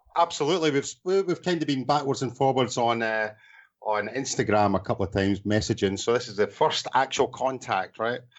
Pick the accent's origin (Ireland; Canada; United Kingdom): United Kingdom; Scotland; accent: Scottish; moved away as an adult; also born or lived in Portugal / Thailand; now in Bangkok, Thailand; I'm from Scotland originally